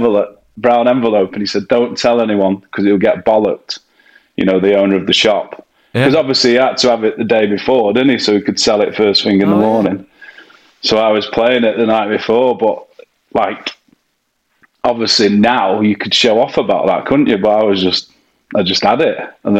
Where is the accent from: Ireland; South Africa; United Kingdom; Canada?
United Kingdom; Stockport, North West England; Stockport, South Manchester